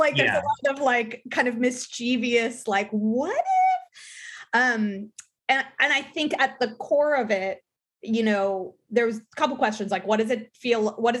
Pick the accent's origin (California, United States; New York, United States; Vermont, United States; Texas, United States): California, United States; because I'm so Californian